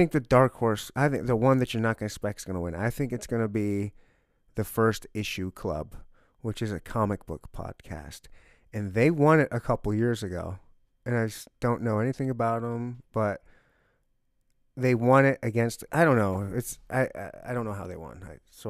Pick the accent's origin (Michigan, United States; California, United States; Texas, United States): Michigan, United States; also born or lived in Leavenworth, Kansas; Kind of a little all over. I was born and raised in Michigan.